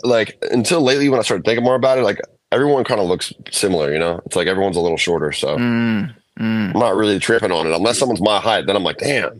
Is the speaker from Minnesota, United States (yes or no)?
yes; Minnesota, United States; now in Los Angeles, United States; we got in this hospital in my hometown